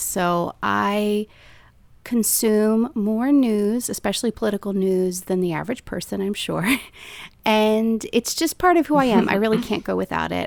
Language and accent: English; Maryland, United States; I was a conservative person growing up in a liberal state